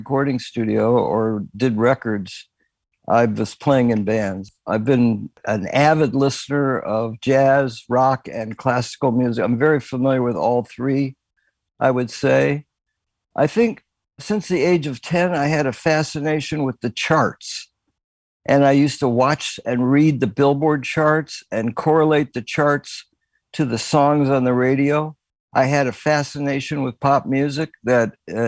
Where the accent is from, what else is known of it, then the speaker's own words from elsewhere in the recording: Cleveland Heights, Ohio, United States; moved away; also born or lived in Washington, D.C. / Los Angeles; Cleveland Heights, in the suburbs of Cleveland, Ohio